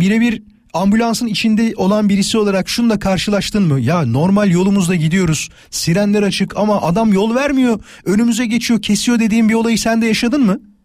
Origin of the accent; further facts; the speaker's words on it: İzmit, Kocaeli, Turkey; hemşeriyiz İzmitliyim ben